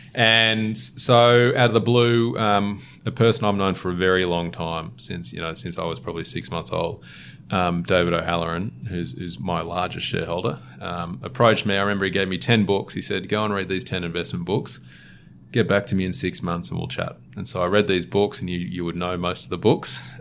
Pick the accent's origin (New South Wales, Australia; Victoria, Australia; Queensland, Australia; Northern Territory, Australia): New South Wales, Australia; Sydney; I'm a Sydney born and bred, born in Manly, um, or grew up in Manly for a little bit